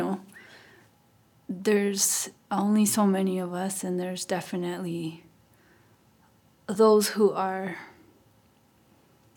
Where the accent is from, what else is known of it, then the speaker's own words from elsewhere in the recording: Santa Clara Pueblo, New Mexico, United States; I'm from Santa Clara Pueblo.